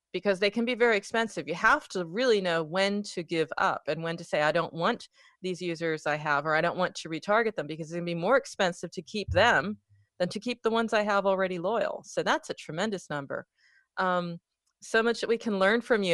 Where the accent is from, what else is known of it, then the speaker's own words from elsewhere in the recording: United States; I'm from America